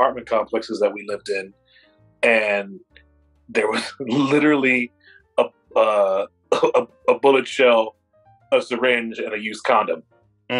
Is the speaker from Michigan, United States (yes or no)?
no; Indianapolis, Indiana, United States; also born or lived in Florida; now in Seattle, United States; we grew up in Indianapolis